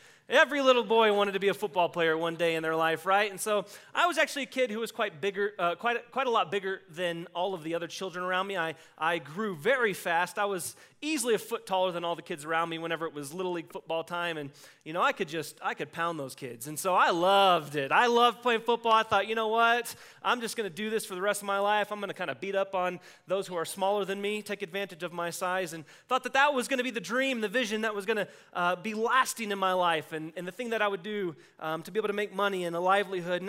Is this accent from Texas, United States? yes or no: yes; Texas, United States; I grew up in Texas where we had alleyways